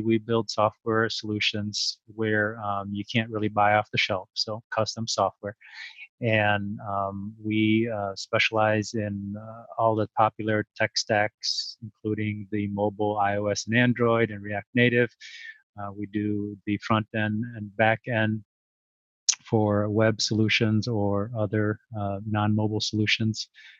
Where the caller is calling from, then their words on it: Minneapolis, Minnesota, United States; also born or lived in Chicago; I am from Minneapolis area.